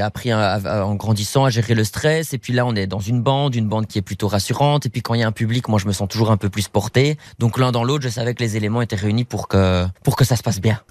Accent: Belgium; en tant que Belge

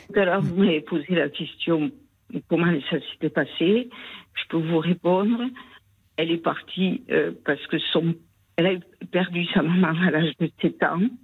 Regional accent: Toulouse, Occitania, France; accent: Toulouse; Je suis de Toulouse

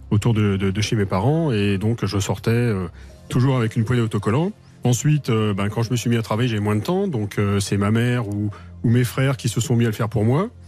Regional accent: Lille, Hauts-de-France, France; Non, je viens de Lille

